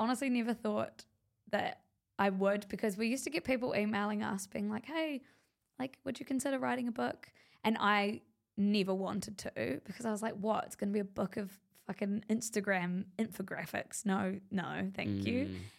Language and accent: English; New Zealand; I'm like, I don't know. I'm from New Zealand.